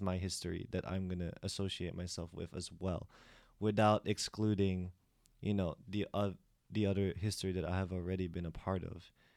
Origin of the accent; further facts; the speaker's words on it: United States; also born or lived in Philippines; I grew up in the States, therefore my accent is different